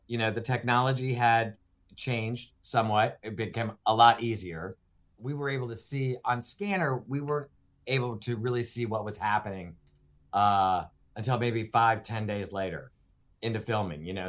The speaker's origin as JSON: {"language": "English", "region": "Ohio", "country": "United States", "tie": "born or raised there", "also_born_or_lived": "Los Angeles / Minneapolis / Florida", "moved": "as an adult", "said": "I grew up in the Midwest, in Ohio, on a dairy farm"}